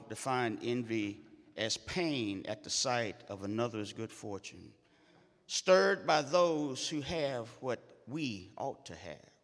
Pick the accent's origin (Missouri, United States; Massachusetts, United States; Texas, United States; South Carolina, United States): Missouri, United States; St. Louis; moved away as an adult; I first came back to St. Louis after growing up in North St. Louis